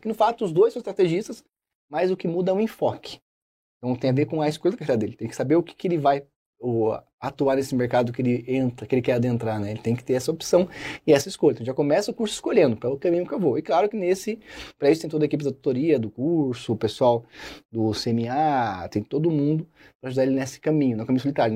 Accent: Osasco, São Paulo, Brazil; now in Curitiba, Brazil; sou de Osasco, capital mundial do cachorro quente.

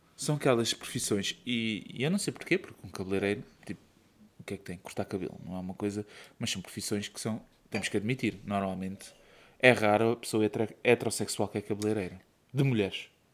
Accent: Setúbal, Portugal; moved away; eu sou de Setúbal

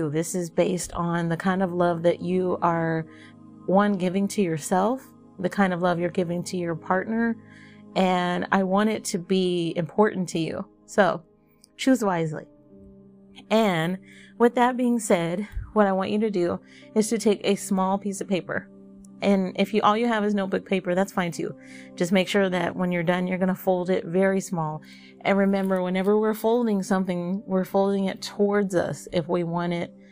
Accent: the South, United States; and I'm from the South, so I might be saying bowl really funny.

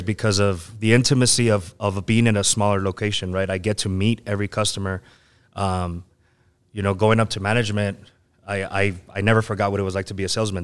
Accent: El Paso, Texas, United States; I'm from the Lower Valley. I was originally, uh, Bel Air area. So, um, yeah, I mean, I'm always here in El Paso

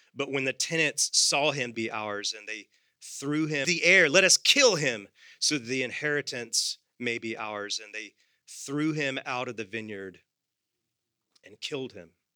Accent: United States; I am secondarily an American.

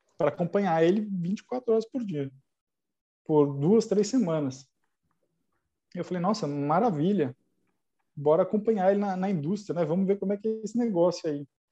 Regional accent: São Paulo, Brazil; eu sou de São Paulo

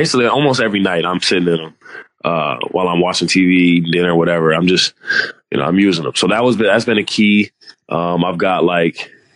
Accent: United States; moved away as an adult; we're from America

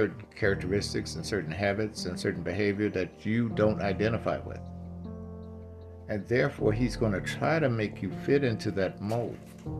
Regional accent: Gary, Indiana, United States; also born or lived in Ohio; I'm originally from Gary, Indiana, and back there, it was uncommon for me to date a black man.

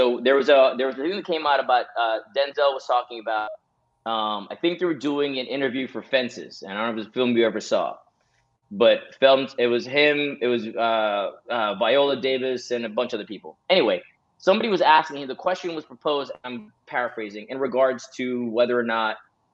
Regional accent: Jamaica; You and I grew up in Jamaica.

